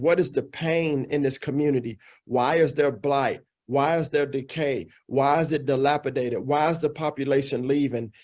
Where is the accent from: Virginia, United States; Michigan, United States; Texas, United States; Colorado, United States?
Texas, United States; Dallas; moved away as an adult; also born or lived in Illinois; I grew up here in the Dallas Fort Worth Metroplex. I'm fourth generation Texan, so I'm 100% Texas